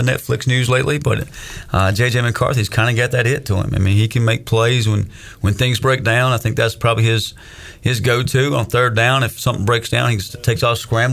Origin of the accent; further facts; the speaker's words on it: the South, United States; growing up in the South